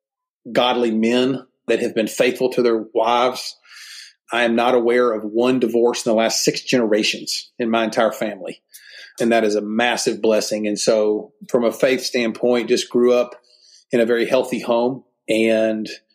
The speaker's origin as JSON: {"language": "English", "town": "Memphis", "region": "Tennessee", "country": "United States", "tie": "born or raised there", "moved": "as an adult", "lives_now": "Birmingham, United States", "said": "born and raised in Memphis"}